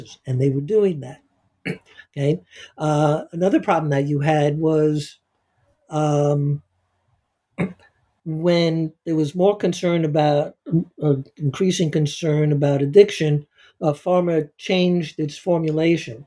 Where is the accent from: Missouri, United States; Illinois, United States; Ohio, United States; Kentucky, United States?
Missouri, United States; My home state of Missouri